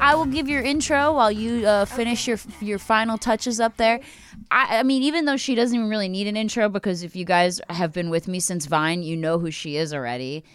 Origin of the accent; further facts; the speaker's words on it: Philadelphia, Pennsylvania, United States; I'm from the Philly side.